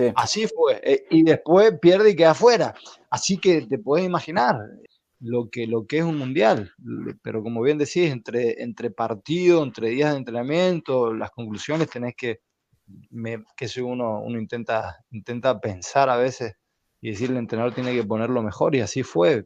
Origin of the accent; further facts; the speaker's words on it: Argentina; como argentino